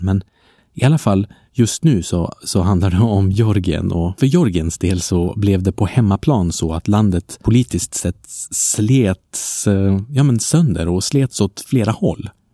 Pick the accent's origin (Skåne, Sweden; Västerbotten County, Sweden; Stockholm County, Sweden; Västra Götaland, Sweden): Västerbotten County, Sweden; Umeå; also born or lived in Paris, France; Umeå där jag kommer ifrån